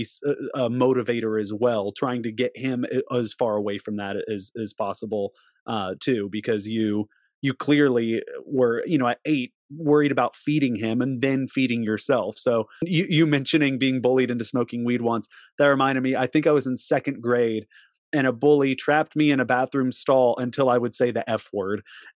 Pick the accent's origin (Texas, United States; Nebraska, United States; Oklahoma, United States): Texas, United States; growing up in Texas